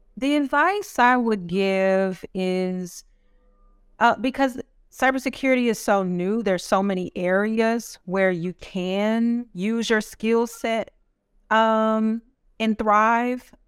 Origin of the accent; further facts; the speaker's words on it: Dallas, Texas, United States; I'm from North Texas, Dallas, Texas, so another Texas person in here.